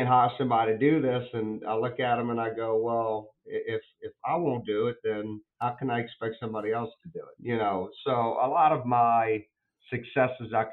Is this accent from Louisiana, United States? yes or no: yes; New Orleans, Louisiana, United States; New Orleans is my hometown